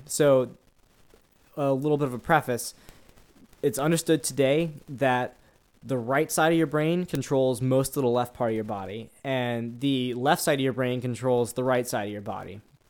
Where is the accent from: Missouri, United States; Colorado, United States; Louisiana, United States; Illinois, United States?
Louisiana, United States; New Orleans; I'm not French, even though I'm from New Orleans and we have a lot of bastardized French names to pronounce.